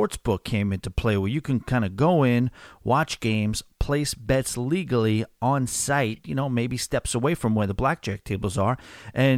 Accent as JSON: {"language": "English", "region": "New York", "country": "United States", "also_born_or_lived": "Pittsburgh", "accent": "New York", "said": "my New York accent"}